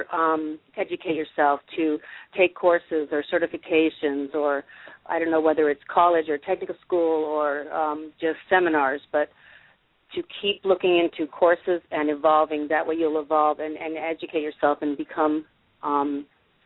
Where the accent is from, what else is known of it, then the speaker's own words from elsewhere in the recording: Massachusetts, United States; moved away; I'm from Massachusetts originally